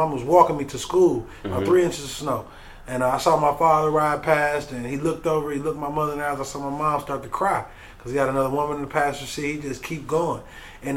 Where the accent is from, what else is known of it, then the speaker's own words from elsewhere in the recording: Pontiac, Michigan, United States; I was born in Pontiac, Michigan. My childhood was like a lot of inner city kids